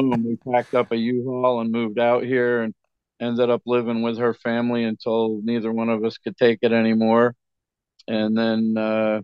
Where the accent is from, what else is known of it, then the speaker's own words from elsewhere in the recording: New Jersey, United States; moved away as an adult; now in Michigan, United States; I was from New Jersey